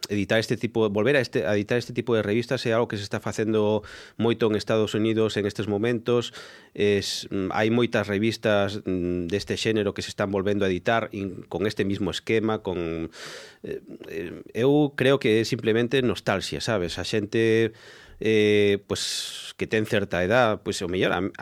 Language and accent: Galician; Galicia, Spain; para min é unha forma de darme a coñecer na miña terra